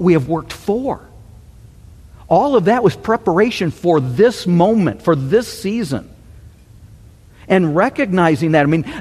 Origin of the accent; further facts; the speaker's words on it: Michigan, United States; growing up in Michigan